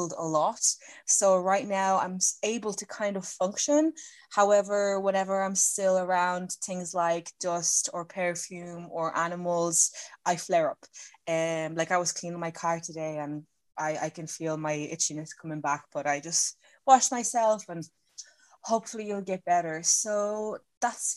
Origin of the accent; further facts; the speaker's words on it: Ireland; I'm from Ireland